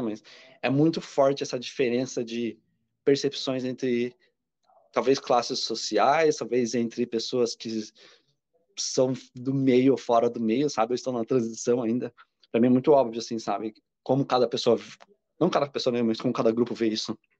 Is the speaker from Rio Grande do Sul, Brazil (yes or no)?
no; Curitiba, Paraná, Brazil; moved away as an adult; now in São Paulo, Brazil; eu sou de Curitiba, mas eu mudei para São Paulo.